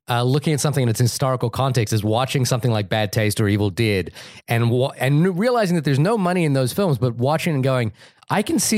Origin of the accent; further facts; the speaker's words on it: New Zealand; I'm from New Zealand, by the way.